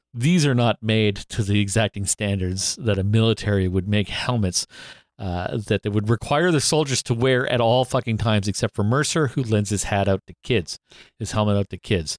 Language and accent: English; Canada; we're Canadian